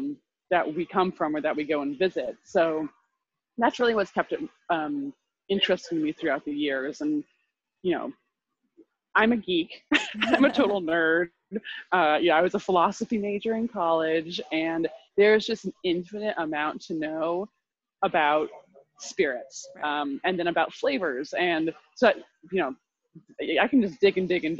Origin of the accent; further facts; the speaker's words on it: Vermont, United States; moved away as an adult; also born or lived in Guatemala; I grew up in Vermont